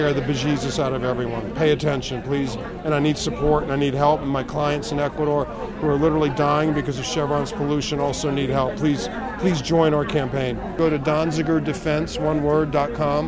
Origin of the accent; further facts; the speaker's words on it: United States; also born or lived in Manhattan, New York; an American human rights lawyer